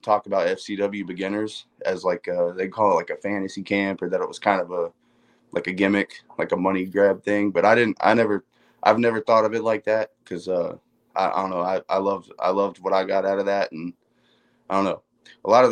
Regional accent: Land O'Lakes, Florida, United States; I grew up in Land O'Lakes, which is about 20 miles north of Tampa

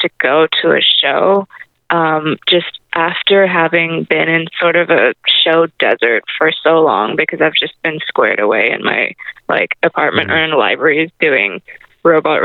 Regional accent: Hong Kong; moved away; I grew up in a big city where I grew up in Hong Kong, and you don't really need a car there

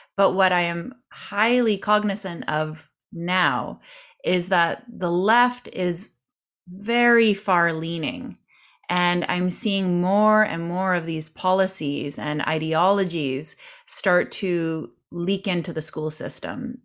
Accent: Canada; as a Canadian

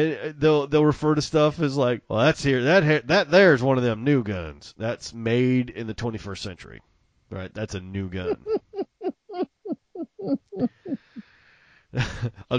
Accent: Mississippi, United States; accent: Southern; also born or lived in Illinois / Texas; I was born in Mississippi. I spent a little time in Illinois, but for most of my life, like 85% of it, I've either been in Mississippi or Texas

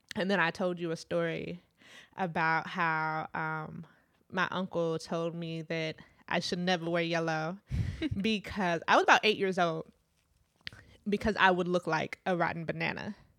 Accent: Midwest, United States; also born or lived in Trinidad (family); growing up in the Midwest

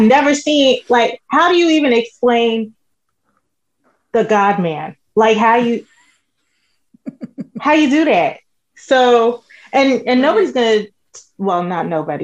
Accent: New York City, New York, United States; moved away as an adult; now in Dallas, United States; I grew up in the Bronx. That's where I was from

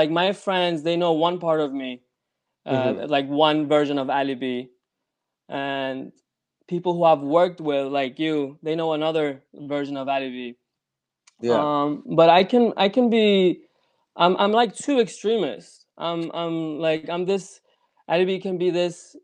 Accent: Denmark; also born or lived in Copenhagen, Denmark / Iran; I was born in Denmark, Copenhagen

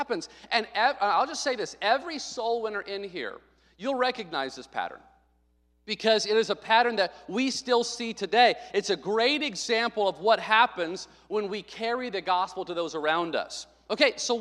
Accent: Arkansas, United States; moved away; When I was a kid growing up in Arkansas

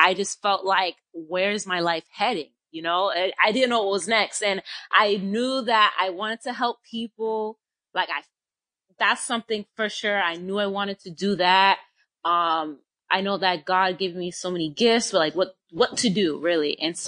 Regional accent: Boston, Massachusetts, United States; I'm currently in Florida. I'm originally from Boston. I moved around, but now I reside in Florida.

